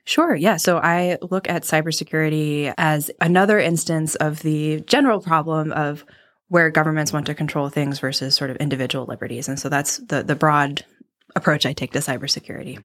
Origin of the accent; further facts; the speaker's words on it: Midwest, United States; I'm from the Midwest